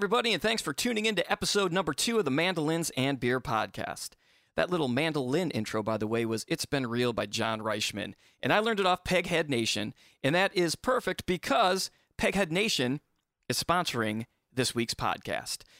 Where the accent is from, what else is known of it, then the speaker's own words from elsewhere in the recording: Michigan, United States; I grew up in Michigan